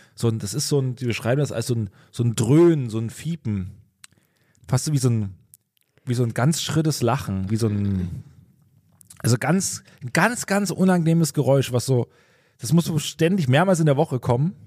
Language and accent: German; Pulsnitz, Saxony, Germany; also born or lived in Großröhrsdorf; ich komme aus Pulsnitz, da ist es Großröhrsdorf